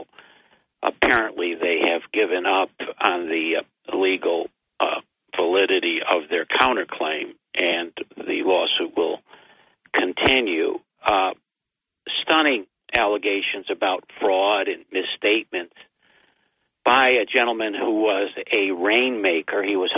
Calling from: Binghamton, New York, United States; I was … from Binghamton.

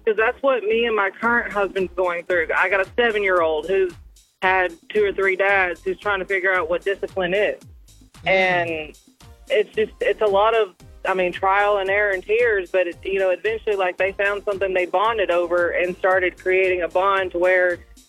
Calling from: Marshall, Texas, United States; I'm actually calling from Marshall, Texas.

